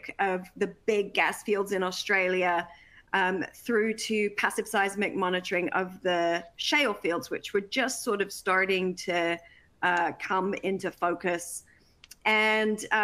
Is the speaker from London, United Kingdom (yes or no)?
no; Worthing, South East England, United Kingdom; my hometown of Worthing in England